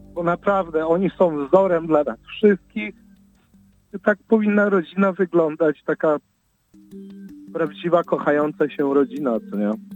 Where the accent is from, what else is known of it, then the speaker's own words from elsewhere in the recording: Chicago, Illinois, United States; wychowaliśmy się na Jackowie jako dzieci